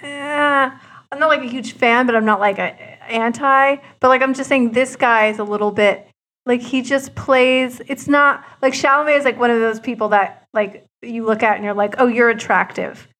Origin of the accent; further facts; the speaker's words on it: New Jersey, United States; I grew up in the suburb, suburbs of New Jersey